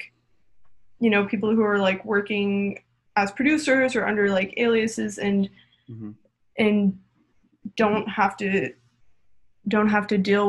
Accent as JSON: {"language": "English", "town": "Toronto", "region": "Ontario", "country": "Canada", "tie": "born or raised there"}